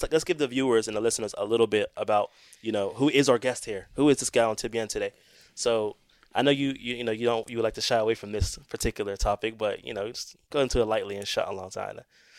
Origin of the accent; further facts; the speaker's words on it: Pittsburgh, Pennsylvania, United States; moved away as an adult; now in Saudi Arabia; you first come to Islam as a new Muslim, you hear all these names. I know for me, it was like. I'm from Pittsburgh.